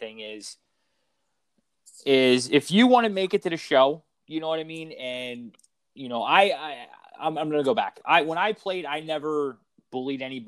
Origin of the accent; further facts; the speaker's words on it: Philadelphia, Pennsylvania, United States; I grew up in Philadelphia being a Flyers fan